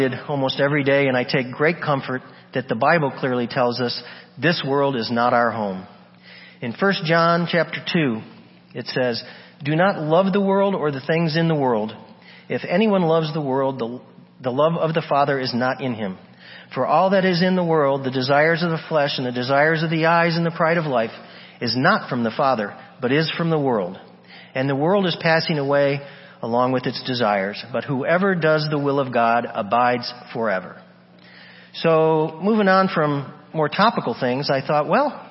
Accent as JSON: {"language": "English", "town": "Buffalo", "region": "New York", "country": "United States", "tie": "born or raised there", "said": "When I was a little kid growing up in Buffalo, New York"}